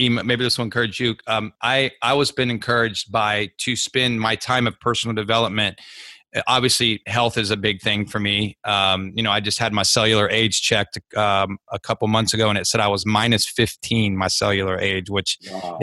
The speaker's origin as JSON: {"language": "English", "town": "Columbus", "region": "Ohio", "country": "United States", "said": "I was from Columbus"}